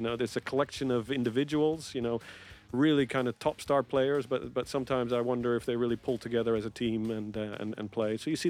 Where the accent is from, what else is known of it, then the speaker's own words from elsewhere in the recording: Rotterdam, South Holland, Netherlands; I was born in Rotterdam